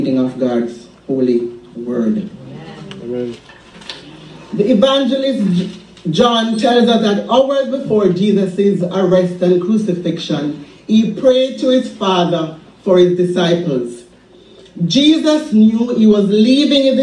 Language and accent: English; Jamaica; Growing up in Jamaica, we raised chickens in our backyards